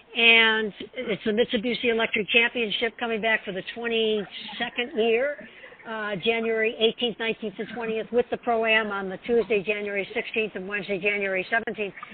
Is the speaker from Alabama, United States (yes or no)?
no; Detroit, Michigan, United States; moved away; I'm from Detroit